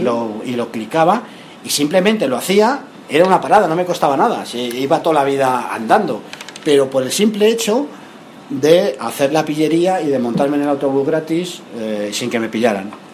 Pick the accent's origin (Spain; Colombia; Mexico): Spain; Madrid, Community of Madrid; yo soy de Madrid